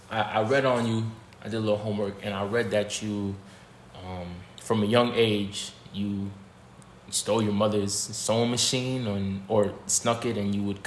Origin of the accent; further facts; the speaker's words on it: South Florida, United States; growing up in South Florida